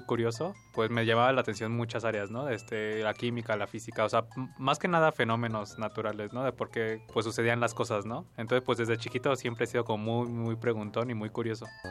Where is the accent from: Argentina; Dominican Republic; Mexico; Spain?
Mexico; Mexico City; Yo nací en la Ciudad de México el 22 de junio de 1998 realmente en mi infancia me dediqué como a jugar mucho con todos mis amigos